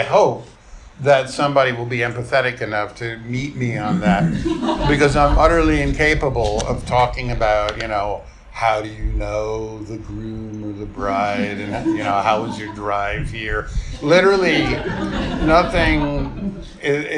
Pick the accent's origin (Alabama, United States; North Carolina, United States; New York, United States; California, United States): New York, United States; I grew up in New York in, you know, I was like a teen in the late 1970s